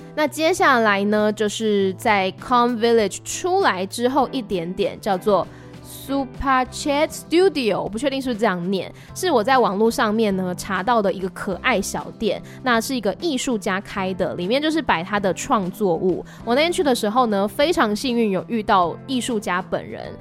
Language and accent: Chinese; Taiwan; 我来自台湾，然后很喜欢泰国，这次是第二次来青睐